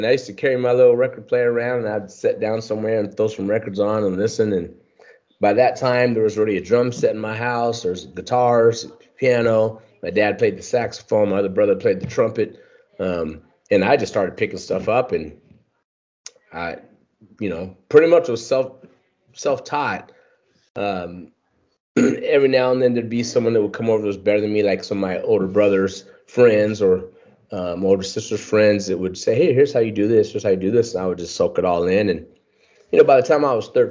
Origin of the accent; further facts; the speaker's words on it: Riverside, California, United States; Riverside, California, and for those who don't know, that's about 40 miles east of LA County